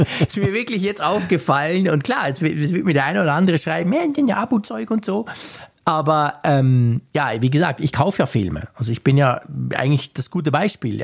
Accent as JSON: {"language": "German", "country": "Switzerland", "said": "bei uns in der Schweiz"}